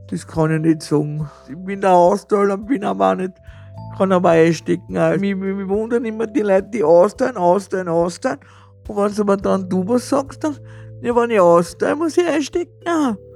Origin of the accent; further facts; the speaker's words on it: Vienna, Austria; wie man eh, sagt, bei uns in Wiener ein Heferl